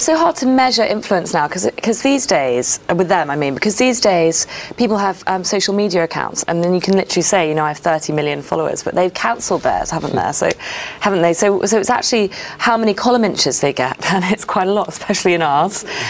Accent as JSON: {"language": "English", "country": "United Kingdom", "said": "There's something so British about me"}